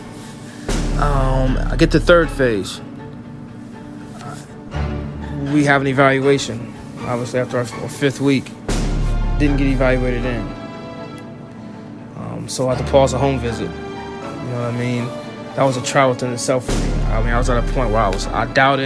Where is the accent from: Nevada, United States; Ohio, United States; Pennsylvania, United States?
Ohio, United States; Russellville; I'm from Russellville, Ohio